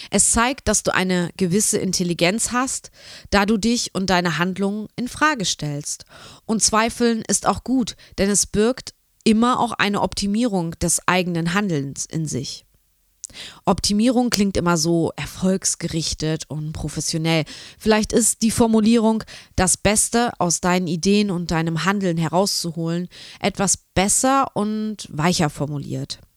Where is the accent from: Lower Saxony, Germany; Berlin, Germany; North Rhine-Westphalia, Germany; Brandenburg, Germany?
Lower Saxony, Germany; Braunschweig; Genau, ich bin ja auch aus Braunschweig und ähm, genau, wir kennen uns schon eine ganze Weile durch die Kreativregion